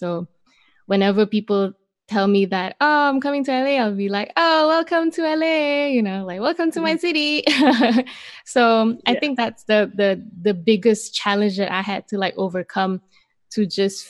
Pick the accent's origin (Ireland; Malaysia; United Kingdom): Malaysia; moved away as an adult; now in Los Angeles, United States; I grew up my whole life in Malaysia